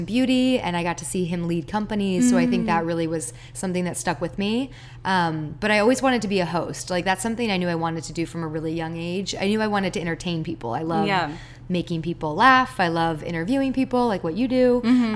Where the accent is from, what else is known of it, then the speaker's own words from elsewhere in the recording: Palos Verdes, California, United States; also born or lived in Maryland; I was born on the East Coast, and then we moved out here when I was about 6 years old, right after my sister was born. So my little sister was actually basically raised out here, and we're from Palos Verdes